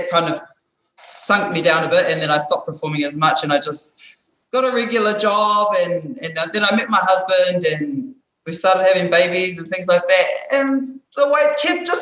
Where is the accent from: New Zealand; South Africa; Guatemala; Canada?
New Zealand; Hamilton, Waikato; moved away; I was brought up in New Zealand, back home, Hamilton. That's where I'm from